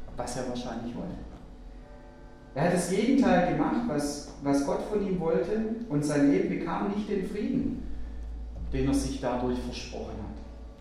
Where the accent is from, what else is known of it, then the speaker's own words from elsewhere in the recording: Germany; bei uns in Deutschland